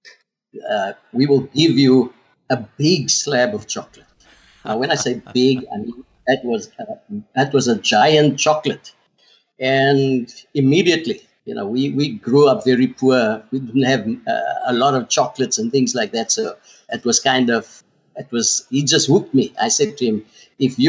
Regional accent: South Africa; first language Afrikaans; English is a second language; I couldn't speak a word of English. I grew up Afrikaans. My whole school career was done in Afrikaans.

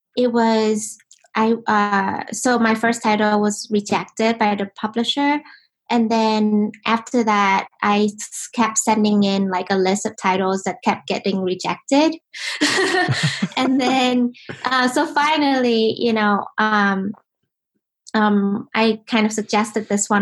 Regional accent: Ho Chi Minh City, Vietnam; now in United States; I was born in Vietnam, in Ho Chi Minh, and um, you know, life in Vietnam was really a special thing

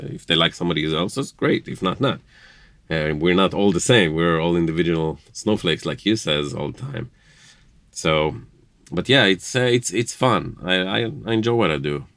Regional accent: Jerusalem, Jerusalem District, Israel; now in Indiana, United States; born and raised in Jerusalem, uh, grew up in Jerusalem, uh, raised as Jewish in Israel.

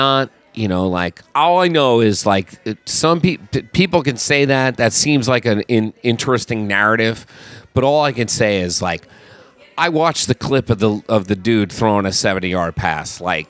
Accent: Bethlehem, Pennsylvania, United States; now in New Orleans, United States; So I grew up in Bethlehem, Pennsylvania.

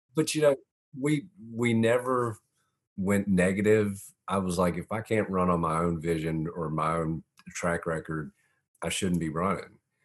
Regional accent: Augusta, Georgia, United States; also born or lived in Montreal, Canada; I was born in Montreal, Canada, moved to Augusta when I was four

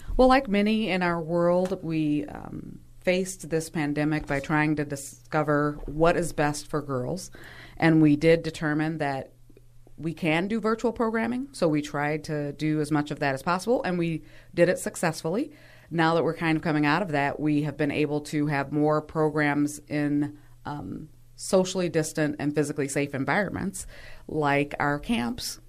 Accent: Milwaukee, Wisconsin, United States; I, too, born and raised in Milwaukee

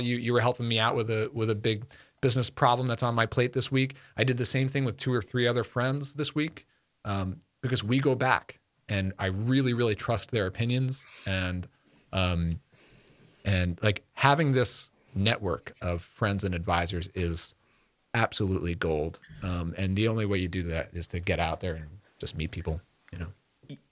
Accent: Long Island, New York, United States; moved away as an adult; now in Connecticut, United States; growing up in New York

